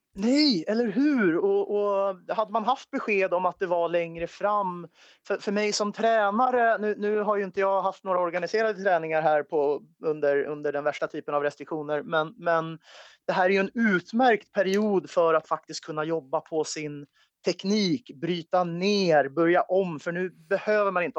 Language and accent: Swedish; Sweden; also born or lived in United States; som svensk